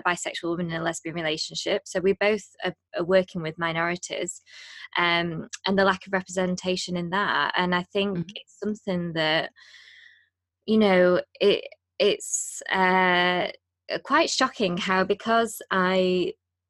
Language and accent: English; United Kingdom; we're 2 British hosts